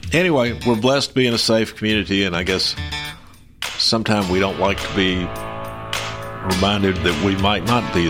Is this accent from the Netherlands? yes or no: no; Columbia, Tennessee, United States; I grew up on East 9th Street, and East Hill is considered by most to be the most dangerous territory in Columbia